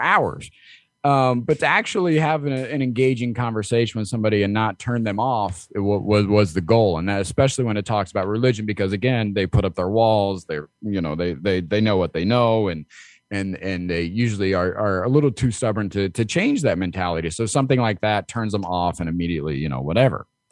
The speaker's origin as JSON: {"language": "English", "region": "Midwest", "country": "United States", "tie": "born or raised there", "said": "I grew up in the Midwest"}